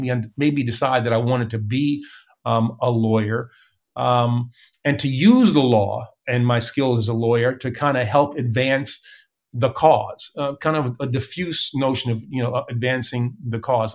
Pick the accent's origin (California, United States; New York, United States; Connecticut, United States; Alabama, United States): New York, United States; New York City; growing up in East Elmhurst